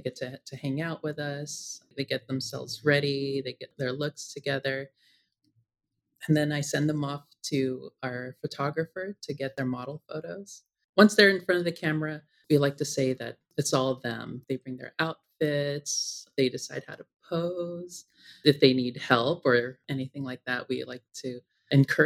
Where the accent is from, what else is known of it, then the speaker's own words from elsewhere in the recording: San Francisco, California, United States; as a trans woman, growing up in San Francisco